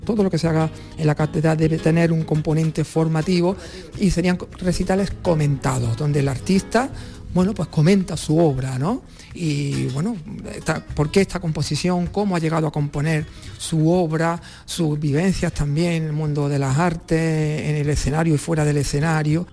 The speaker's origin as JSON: {"language": "Spanish", "town": "Algeciras", "region": "Andalusia", "country": "Spain", "tie": "born or raised there", "said": "aquí me crié, aquí me desarrollé, aquí viví los momentos más felices de mi vida"}